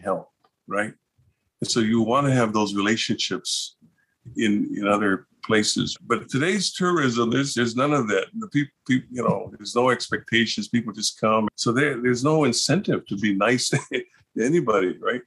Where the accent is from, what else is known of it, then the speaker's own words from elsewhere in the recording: Oahu, Hawaii, United States; also born or lived in Kauai; I was on Kauai, but I grew up on Oahu.